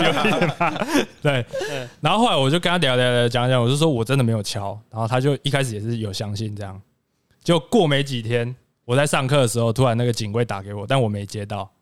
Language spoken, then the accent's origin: Chinese; Pingtung County, Taiwan; moved away as an adult; now in Taoyuan, Taiwan; 我是一个来自屏东的